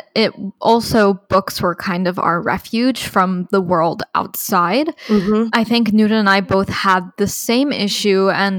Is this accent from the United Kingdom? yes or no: no; United Arab Emirates; So on our last episode, we spoke a lot about growing up in the United Arab Emirates and what it was like